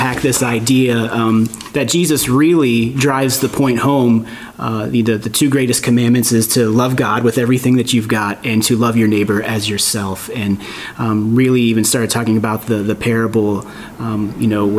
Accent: Pittsburgh, Pennsylvania, United States; growing up in Pittsburgh

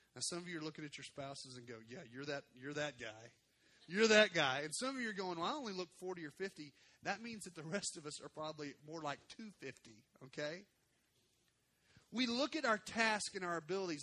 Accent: Arkansas, United States; moved away; I'm from Arkansas.

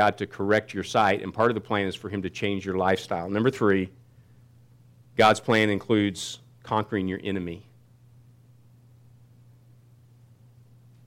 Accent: Kansas City, United States; I grew up in Kansas City, and we went to some really good Baptist churches.

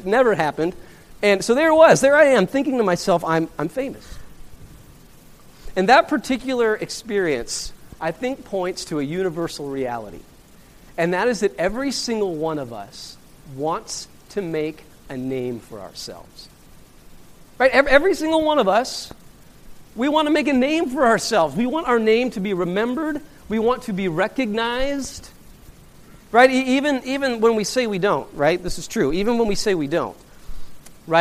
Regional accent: Laramie, Wyoming, United States; moved away; I grew up in Laramie, Wyoming

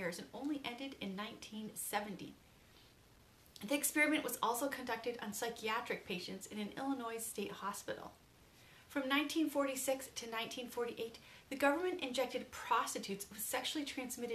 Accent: Canada; as a Canadian

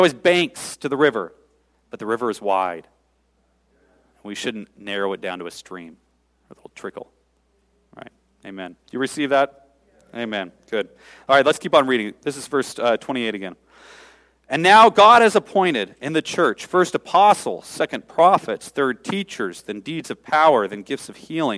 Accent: Seattle, Washington, United States; I grew up in Seattle

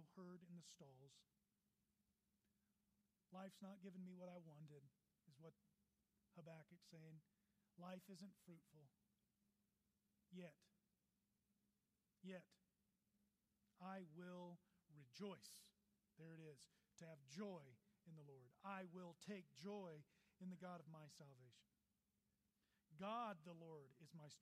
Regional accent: Texas, United States; now in Colorado, United States; I'm from Texas, so I love the great state of Texas.

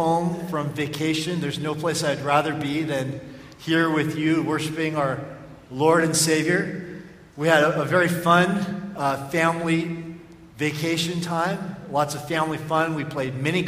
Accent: Oakland, California, United States; growing up in Oakland with my parents

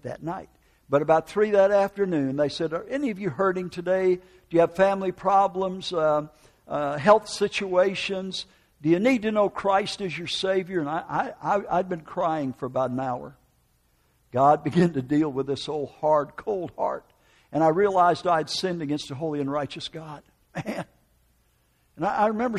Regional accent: United States; moved away; also born or lived in Oklahoma; northern Wisconsin, Minneapolis, Minnesota

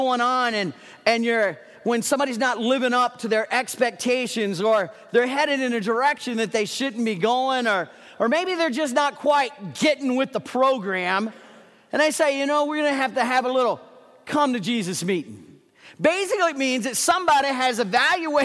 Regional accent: Dayton, Ohio, United States; moved away as an adult; I was raised in Dayton, Ohio, for those of you who may not know. I was a northern kid

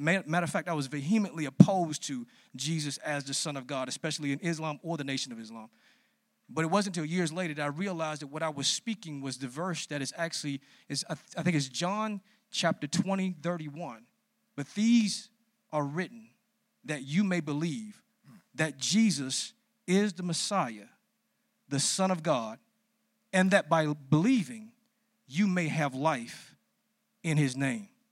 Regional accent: Washington, District of Columbia, United States; I grew up in Southeast D C

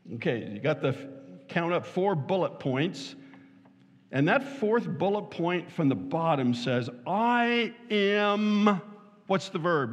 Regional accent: Southern California, United States; now in Fort Wayne, United States; I was born and raised in Southern California

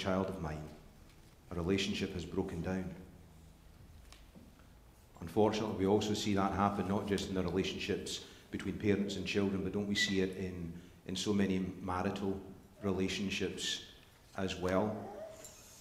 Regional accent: Scotland, United Kingdom; moved away; growing up in Scotland

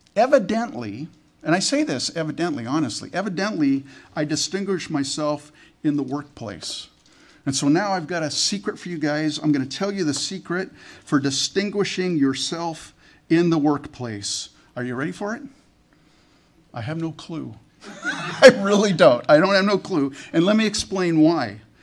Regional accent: Canada; I was born in Canada.

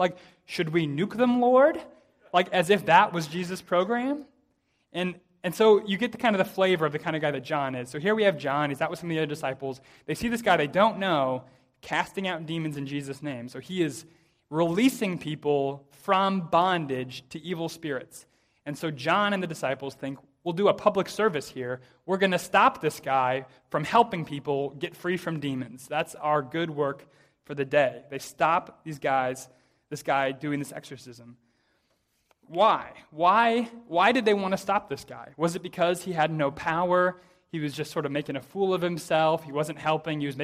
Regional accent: United States; I say this as an American, pretty typically American

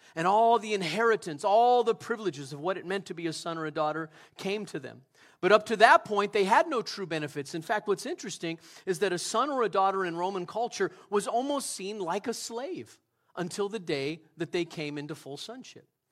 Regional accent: United States; I love America. I'm an American citizen. I would consider myself a patriot

